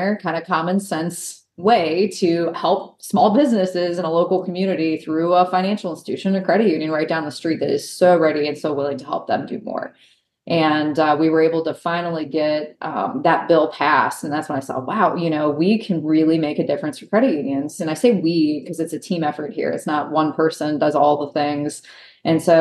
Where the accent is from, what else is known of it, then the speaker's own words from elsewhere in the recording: Northeast Ohio, United States; I grew up in Northeast Ohio and the Rust Belt, old steel mill town.